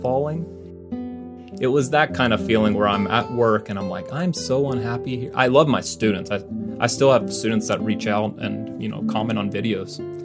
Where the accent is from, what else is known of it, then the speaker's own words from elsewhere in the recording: Mississippi, United States; moved away as an adult; now in Arizona, United States; I'm originally from Mississippi, but you know I th- feel like I've lived in Arizona long enough that I'm like oh, I'm um, kind of from Arizona too.